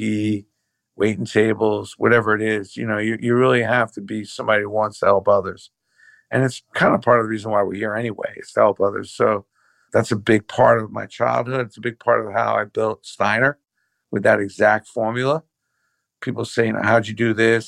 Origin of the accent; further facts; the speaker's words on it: New York City, New York, United States; I was raised in Brooklyn